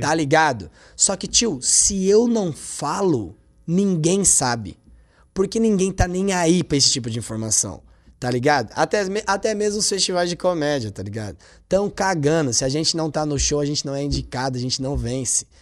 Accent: Taboão da Serra, São Paulo, Brazil; moved away as an adult; now in São Paulo, Brazil; eu sou do Taboão da Serra, eu nasci e criado lá

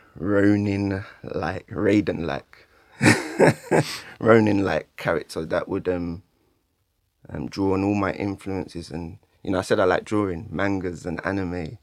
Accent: London, United Kingdom; also born or lived in Nigeria (Yoruba heritage); I grew up in Stratford

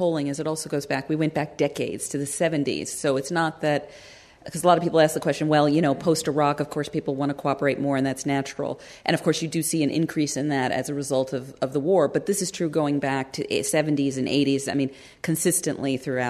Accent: Wisconsin, United States; I'm from Wisconsin

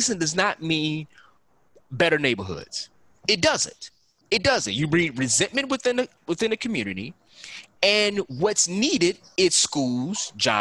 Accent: Chicago, Illinois, United States; Growing up in Chicago

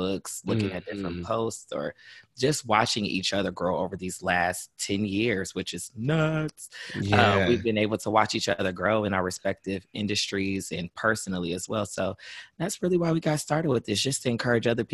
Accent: Mansfield, Ohio, United States; moved away as an adult; now in Cincinnati, United States; I'm from Mansfield, grew up there, small city

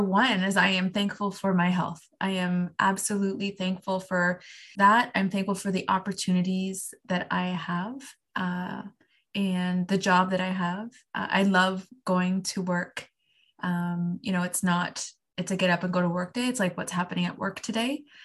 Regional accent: Canada; I am Canadian

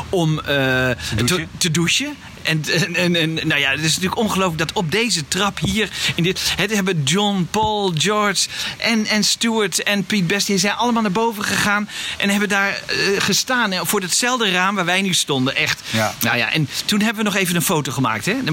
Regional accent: Netherlands; we zijn uit Nederland

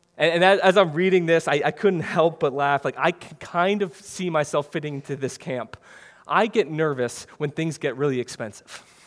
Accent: Wisconsin, United States; moved away as an adult; now in New Jersey, United States; we're all from Wisconsin

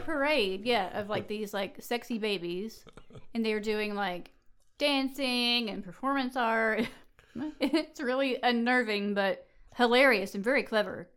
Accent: the South, United States; growing up in the South

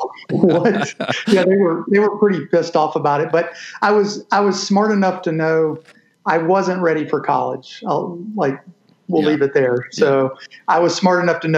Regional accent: Louisiana, United States; moved away as an adult; now in Nashville, United States; So I lived here until I was 10 years old, moved to Louisiana

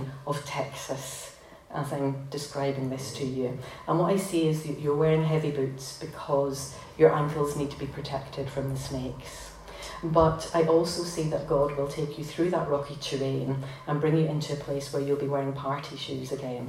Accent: Belfast, Northern Ireland, United Kingdom; moved away as an adult; I was born in North Belfast, very close to the Peace Line.

